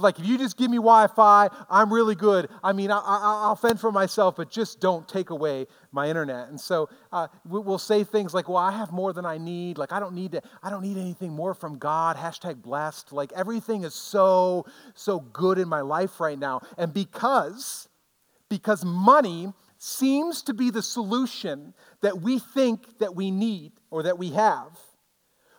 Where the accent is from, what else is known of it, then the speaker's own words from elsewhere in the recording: United States; as an American Christian